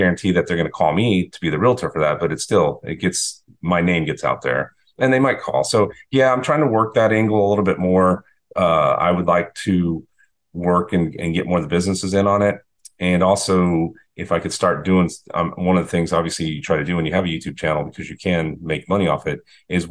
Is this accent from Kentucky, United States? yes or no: no; Texas, United States; now in Boynton Beach, United States; I grew up in Texas